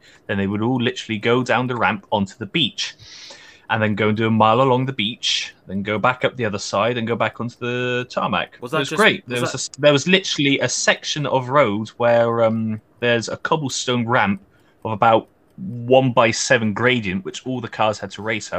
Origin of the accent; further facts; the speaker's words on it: Jersey; I come from Jersey.